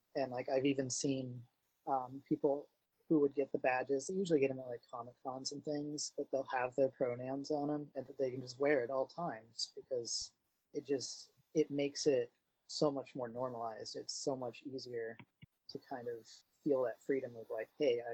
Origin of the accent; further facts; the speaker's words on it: Midwest, United States; now in New England, United States; I grew up in the Midwest, so it was very standard to say sir or ma'am. And then moving over here to New England